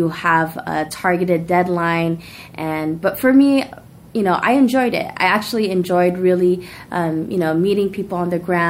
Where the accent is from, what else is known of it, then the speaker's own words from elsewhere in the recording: Daly City, California, United States; also born or lived in San Francisco; I grew up here in Daly City. My family moved to Daly City from San Francisco when I was the age of 8 years old